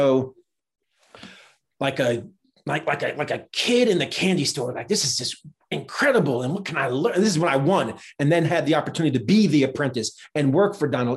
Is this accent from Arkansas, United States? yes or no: no; New Jersey, United States; I grew up in New Jersey